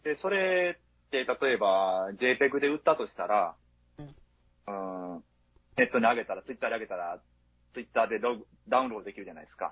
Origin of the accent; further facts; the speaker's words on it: home area with Sonoda racecourse, Hyogo, Japan; 私の地元はそのだけえばってのがあるんですけど